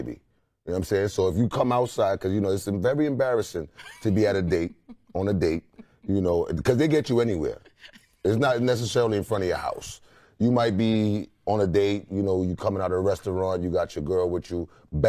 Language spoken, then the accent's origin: English; New York, United States; moved away as an adult; also born or lived in Caribbean; now in Atlanta, United States; I'm from the Caribbean, okay. Yes. Okay. And I was raised in New York.